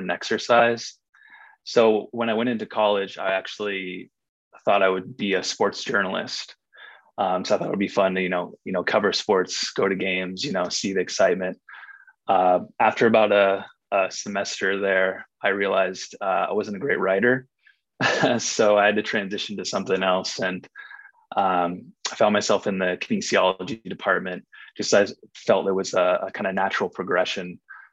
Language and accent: English; Ojai, California, United States; moved away as an adult; also born or lived in San Francisco; I grew up, I was born and raised in Ojai, California